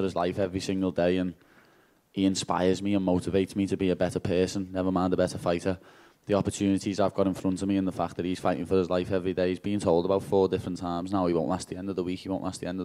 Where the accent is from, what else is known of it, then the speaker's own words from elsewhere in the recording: Liverpool, North West England, United Kingdom; I'm from Liverpool, lad